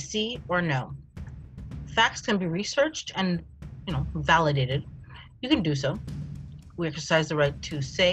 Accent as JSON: {"language": "English", "country": "Canada", "also_born_or_lived": "United States", "said": "I'm Canadian"}